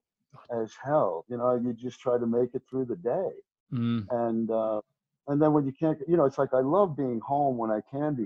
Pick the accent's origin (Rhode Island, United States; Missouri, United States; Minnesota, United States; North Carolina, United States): Rhode Island, United States; also born or lived in Chicago / Boston; now in Atlanta, United States; I'm originally from Rhode Island